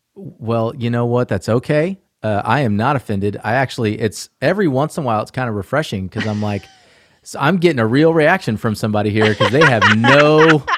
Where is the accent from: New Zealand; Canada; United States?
United States; Atlanta, Georgia; also born or lived in Asheville, North Carolina; I was born and raised in Atlanta